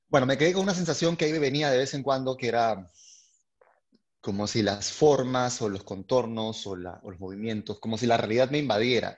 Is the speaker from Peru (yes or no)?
yes; Lima, Peru; yo eh, soy de Lima, eh, Perú